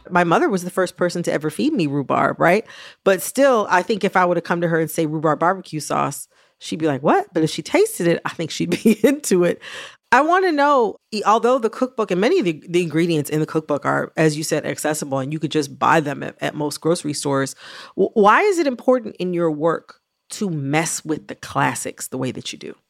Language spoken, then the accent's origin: English; Michigan, United States; also born or lived in Kentucky; I was born in Kentucky, even though I was raised in Michigan